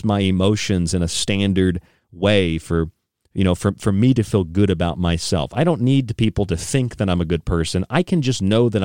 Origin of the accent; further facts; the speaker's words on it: Morgantown, West Virginia, United States; also born or lived in North Carolina; now in New York, United States; I stayed in West Virginia on the way, where I grew up in Morgantown for a couple of years